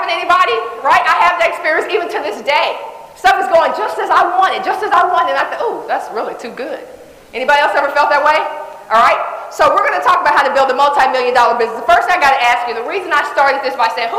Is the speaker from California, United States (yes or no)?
no; Dallas, Texas, United States; I was born in Dallas Projects. I didn't live there, so I don't have a real, you know, big memory of what it was like to be there, but I heard it was fun. I heard it was great. Right, close knits, I mean, everybody's around, all that great stuff. We moved to a place called Oak Cliff when I was 3 years old.